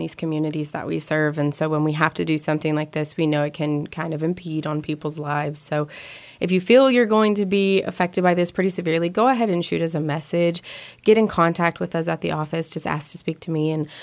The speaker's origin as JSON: {"language": "English", "region": "Midwest", "country": "United States", "tie": "born or raised there", "lives_now": "Manhattan, Kansas, United States", "said": "A lot of us growing up in the Midwest, it's rural"}